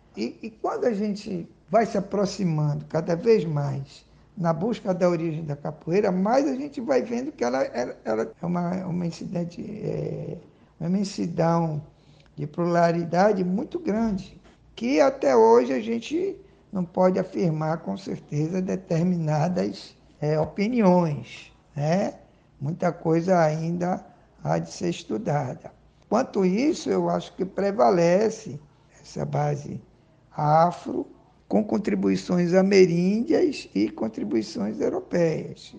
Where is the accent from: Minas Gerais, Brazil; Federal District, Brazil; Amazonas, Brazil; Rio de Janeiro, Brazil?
Amazonas, Brazil; Manaus; a minha adolescência, por causa da Zona Franca, que tinha isenção fiscal, então daquele garoto subdesenvolvido que comia peixe, comidas só regionais